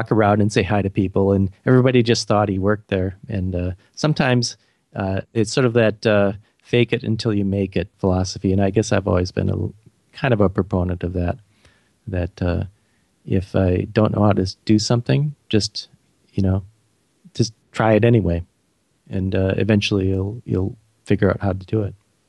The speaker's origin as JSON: {"language": "English", "town": "Beloit", "region": "Wisconsin", "country": "United States", "lives_now": "St. Paul, United States", "said": "I live in St. Paul, Minnesota, which is part of the Twin Cities with Minneapolis. And I'm from a small town in Wisconsin called Beloit. But I've lived in Minnesota most of my life."}